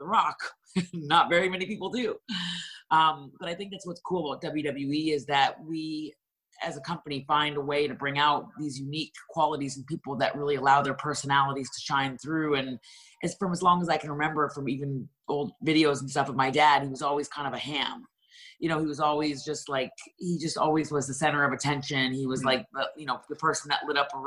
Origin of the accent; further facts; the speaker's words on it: Canada; moved away as an adult; now in Florida, United States; I was born in Canada.